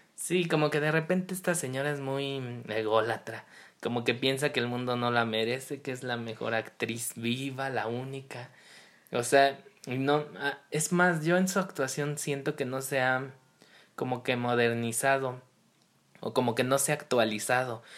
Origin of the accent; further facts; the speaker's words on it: Mexico; nosotros como mexicanos